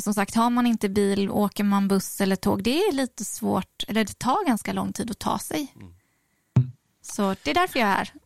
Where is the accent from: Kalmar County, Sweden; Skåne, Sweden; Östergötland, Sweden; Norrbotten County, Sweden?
Kalmar County, Sweden; Oskarshamn; moved away as an adult; also born or lived in Falun; now in Stockholm, Sweden; Jag är född i Falun från början. Um, och flyttade ju hit då, alltså det här kommer jag inte ihåg, jag var ju tre månader. Så att jag växte upp i Mockebo